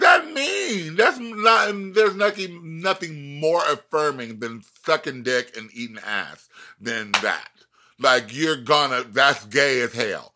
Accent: Florida, United States; I'm from Florida

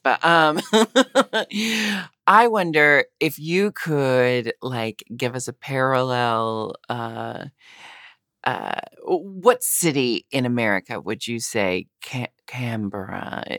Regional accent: Pacific Northwest, United States; I have always been very proud to be from the Pacific Northwest, and I love it there.

